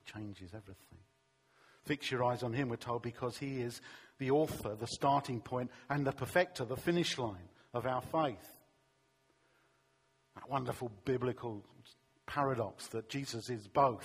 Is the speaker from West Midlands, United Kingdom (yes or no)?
no; London, United Kingdom; when I was a teenager growing up in East London